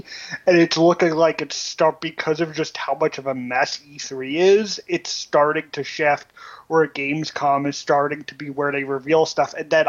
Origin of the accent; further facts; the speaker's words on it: New York City, New York, United States; Yeah, I grew up in New York City